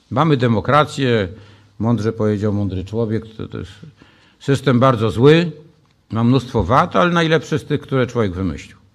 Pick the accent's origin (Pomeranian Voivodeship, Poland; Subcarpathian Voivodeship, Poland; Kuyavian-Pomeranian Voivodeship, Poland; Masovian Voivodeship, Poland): Masovian Voivodeship, Poland; Warsaw